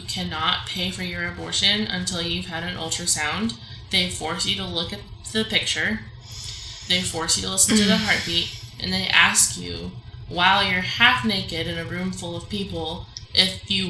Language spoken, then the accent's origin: English; Mexico; I grew up in Mexico, where abortion is illegal and very stigmatized.